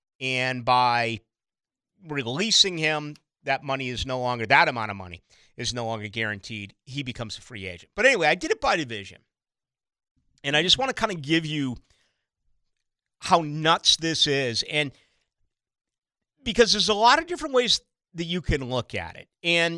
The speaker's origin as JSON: {"language": "English", "town": "Boston", "region": "Massachusetts", "country": "United States", "tie": "born or raised there", "moved": "yes", "said": "back in my hometown of Boston"}